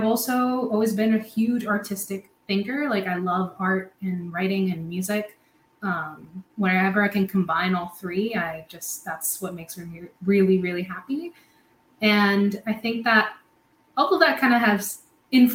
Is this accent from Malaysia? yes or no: no; Puerto Rico; moved away as an adult; also born or lived in Providence, United States; now in United States; I'm born and raised in Puerto Rico